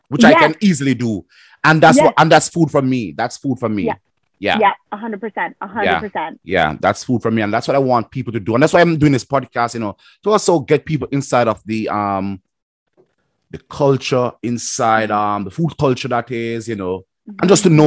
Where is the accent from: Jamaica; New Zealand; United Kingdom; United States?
Jamaica; moved away; also born or lived in Winnipeg; I'm a Jamaican